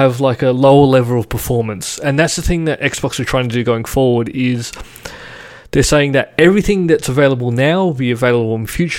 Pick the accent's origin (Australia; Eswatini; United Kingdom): Australia; Sydney, New South Wales; Growing up in Western Sydney